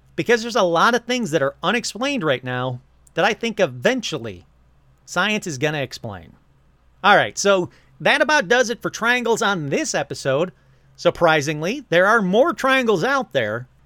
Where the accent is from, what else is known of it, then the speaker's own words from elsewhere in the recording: Michigan, United States; moved away; when I lived in Michigan